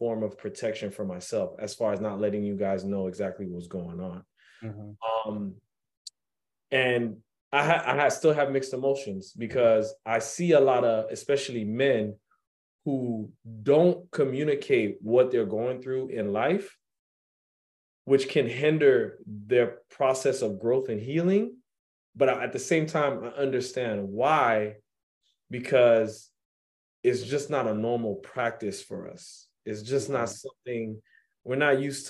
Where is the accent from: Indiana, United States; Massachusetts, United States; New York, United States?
New York, United States; me growing up in New York